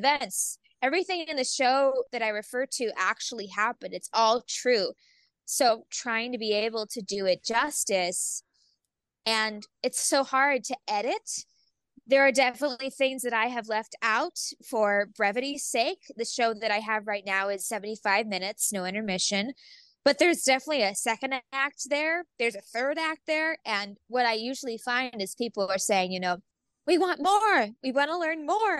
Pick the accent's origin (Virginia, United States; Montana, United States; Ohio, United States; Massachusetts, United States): Ohio, United States; Youngstown; my hometown theater, the Youngstown Playhouse in Ohio